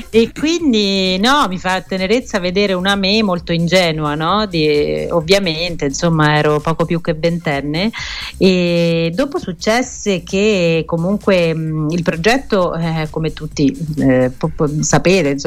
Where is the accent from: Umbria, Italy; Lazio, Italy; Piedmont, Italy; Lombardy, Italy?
Umbria, Italy; moved away; io sono proprio tornata, io sono Umbra, sono mm-hmm. cresciuta in un paese Bellissimo. piccolino e sono tornata a vivere qua.